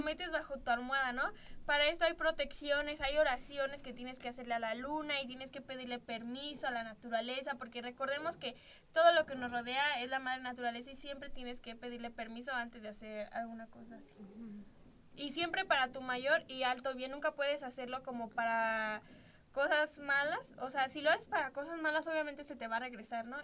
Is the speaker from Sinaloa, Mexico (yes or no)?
no; Celaya, Guanajuato, Mexico; yo nací aquí en Celaya